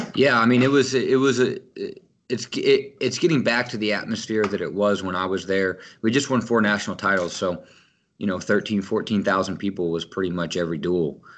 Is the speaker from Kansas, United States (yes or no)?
yes; Kansas, United States; growing up in Kansas